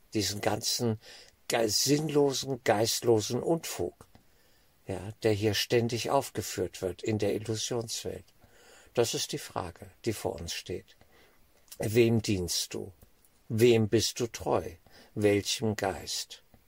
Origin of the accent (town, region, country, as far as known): Germany